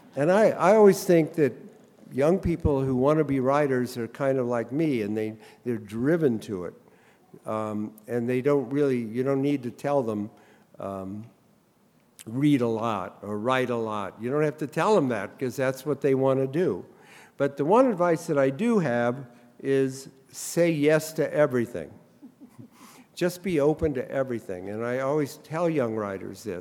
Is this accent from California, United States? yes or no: no; Columbus, Ohio, United States; I grew up in Columbus, Ohio